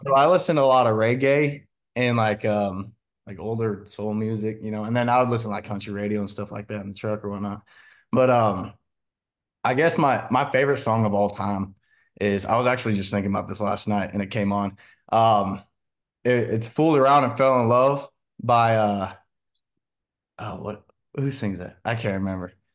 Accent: Washington, United States; moved away; where I'm from, we were right on the Columbia River, and then, um, we had the Calama River, running right up through, you know, my hometown

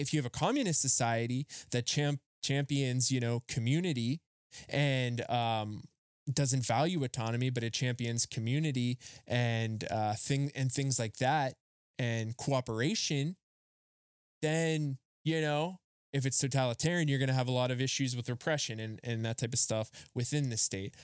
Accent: Rust Belt, United States; I grew up in the Rust Belt. Like, we had the Carnegies, the Fricks, the Mellons

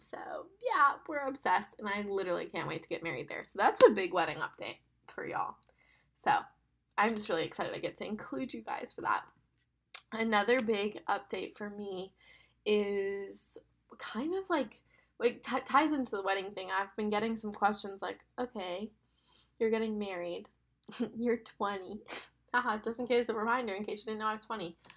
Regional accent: West Palm Beach, Florida, United States; moved away as an adult; also born or lived in Birmingham; I'm from West Palm and I went to school in Birmingham

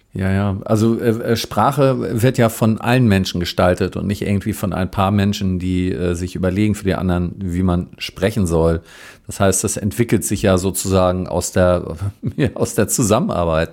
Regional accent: Northern Germany, Germany; ich bin so aus Norddeutschland

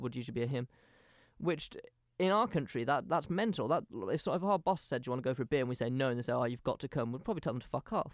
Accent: England, United Kingdom; we're from England

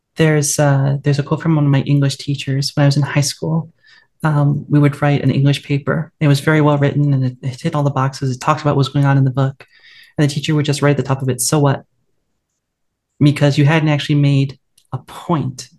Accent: west coast of the US, United States; the best thing about my hometown is um, actually just outside it, uh, the redwood forests that we have on the west coast of the US

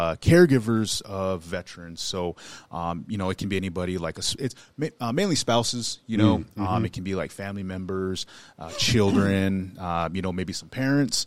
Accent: Billings, Montana, United States; I was raised here in Billings, grew up in the Heights, and had the experience of an urban native

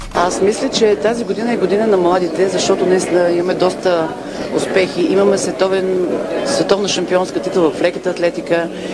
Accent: Bulgaria; бяхме всички горди като българи

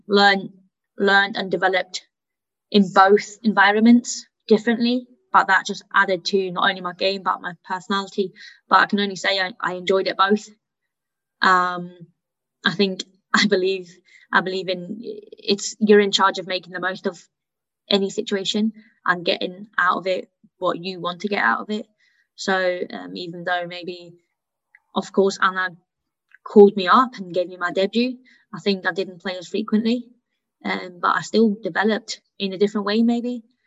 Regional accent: Hanau, Hesse, Germany; first language German; moved away; I, I, I was born and grew up in Germany. I went to a German school, so even though English was my mother tongue, German was my first language.

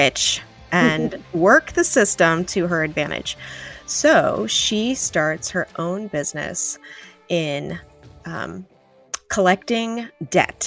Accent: Rochester, New York, United States; being from Western New York myself, I grew up in Rochester.

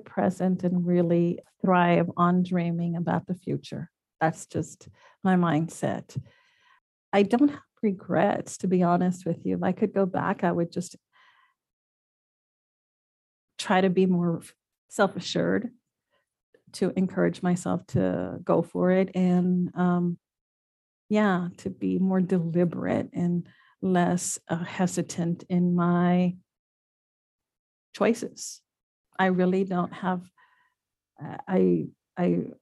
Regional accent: Laredo, Texas, United States; moved away as an adult; also born or lived in Austin, Texas / San Diego, California; now in San Antonio, United States; I love my youth, my growing up in Laredo

